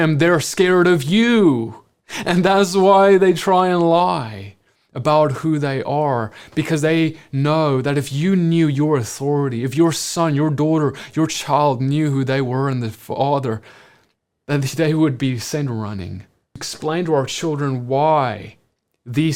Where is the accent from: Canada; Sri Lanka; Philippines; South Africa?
South Africa; moved away as an adult; now in United States; As a South African who grew up, was born in South Africa, lived there my whole life, and moved to the US just a few years ago